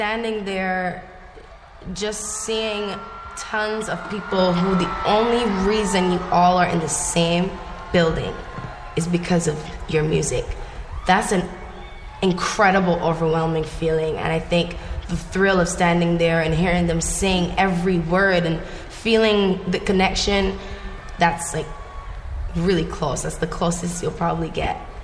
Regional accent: Barbados; now in United States; Growing up in Barbados

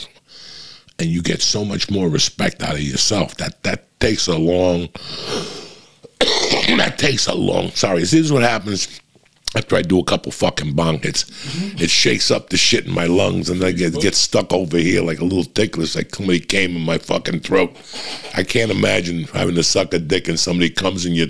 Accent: New Jersey, United States; moved away; I'm from Jersey

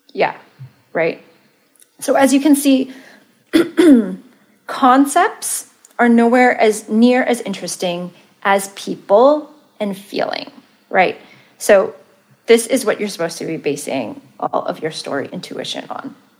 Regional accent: Malaysia; moved away; also born or lived in Santa Cruz, California; I'm Malaysian

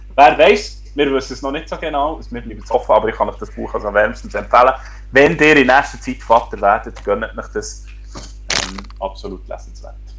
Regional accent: Switzerland; als Schweizer Menschen

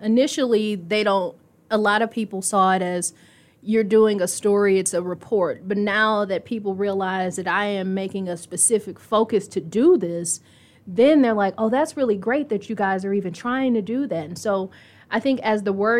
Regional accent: Texas, United States; also born or lived in Indianapolis; And so I grew up mainly in Texas, but would hit rough patches with family and would end up moving back here with family who also lived here.

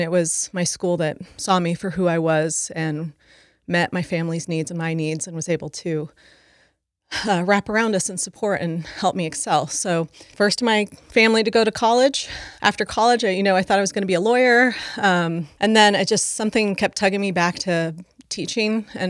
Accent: San Diego, California, United States; And then we were growing up in San Diego at that time. We moved not even every year, I mean, multiple times during the year, just trying to be safe from my dad.

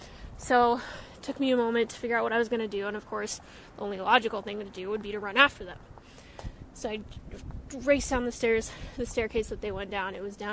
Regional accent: New York City, New York, United States; And of course, as any New Yorker, I was in my own world.

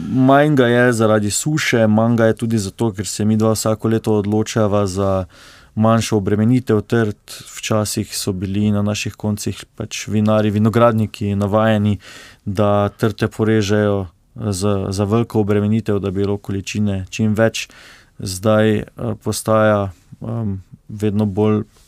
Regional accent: Slovenia; mi, slovenci

